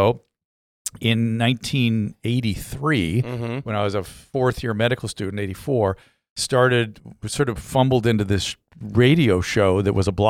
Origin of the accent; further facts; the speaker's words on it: Philadelphia, Pennsylvania, United States; moved away as an adult; also born or lived in California; I grew up in Philadelphia.